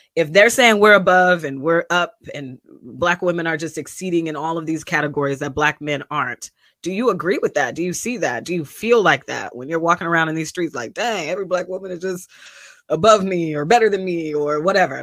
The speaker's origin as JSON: {"language": "English", "town": "Kent", "region": "Washington", "country": "United States", "said": "I'm from Kent, Washington, Seattle, especially when I was in Howard because y'all didn't know what Kent was. But I'm a, I'm I'm a suburban kid"}